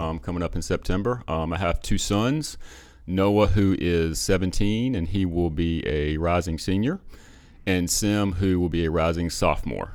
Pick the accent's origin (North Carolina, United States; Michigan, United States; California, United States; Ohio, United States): North Carolina, United States; Perquimans County; I grew up in Perquimans County